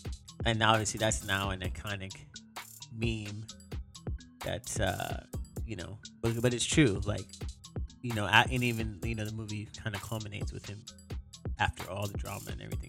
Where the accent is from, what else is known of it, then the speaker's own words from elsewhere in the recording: Florida, United States; growing up in Florida, I'd never been to the West Coast. I mean, the furthest west I'd been is the west side of Florida.